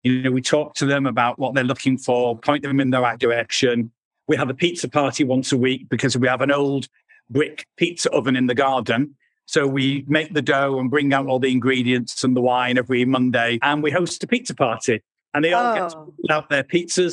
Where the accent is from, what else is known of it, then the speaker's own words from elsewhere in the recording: United Kingdom; moved away as an adult; also born or lived in London; now in Italy; we were living in London. Obviously, we're British